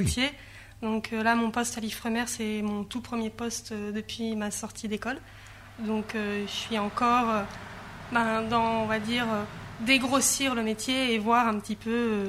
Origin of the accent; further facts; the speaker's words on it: Grenoble, Auvergne-Rhône-Alpes, France; moved away; j'ai grandi à Grenoble, donc euh, j'étais loin de la mer